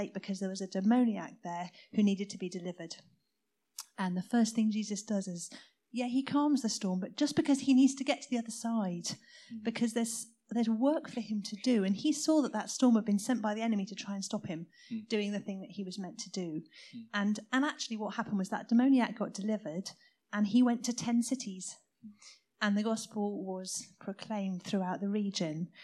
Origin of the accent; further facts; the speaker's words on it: South Coast, South East England, United Kingdom; I was brought up on the South Coast, where the Navy had all their naval bases